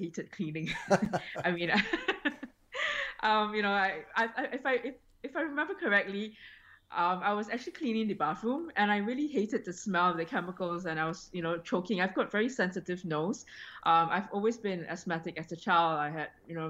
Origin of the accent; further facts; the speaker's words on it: Singapore; now in Australia; I was born and raised in Singapore